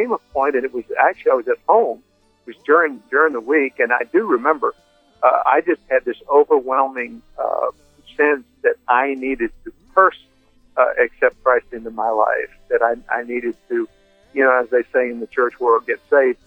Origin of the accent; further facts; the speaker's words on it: Windsor, Ontario, Canada; I was born in Windsor, Ontario